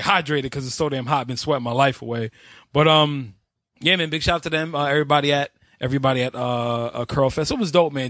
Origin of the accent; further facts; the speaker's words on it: New York, United States; I'm from New York.